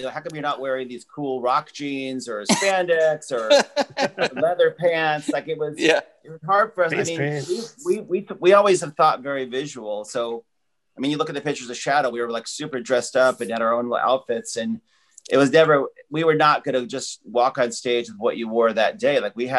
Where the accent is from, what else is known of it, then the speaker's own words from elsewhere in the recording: Seattle, Washington, United States; moved away; also born or lived in Hollywood; we're from Seattle